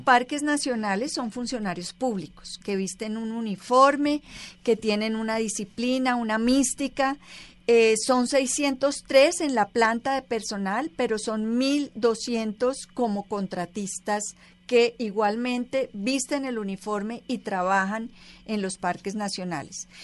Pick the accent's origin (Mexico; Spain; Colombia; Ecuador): Colombia; como colombianos